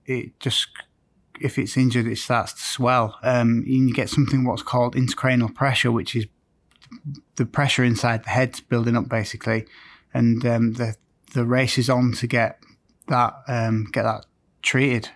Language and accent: English; Scarborough, Yorkshire and the Humber, United Kingdom; also born or lived in Manchester; my hometown of Scarborough